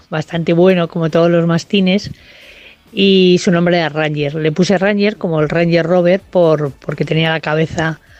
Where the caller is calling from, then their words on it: Madrid, Community of Madrid, Spain; Hola, buenas noches. … de Madrid.